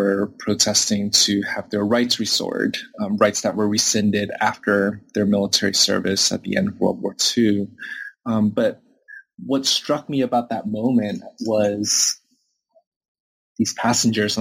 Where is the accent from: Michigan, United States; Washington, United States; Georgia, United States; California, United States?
Washington, United States; Seattle; growing up in Seattle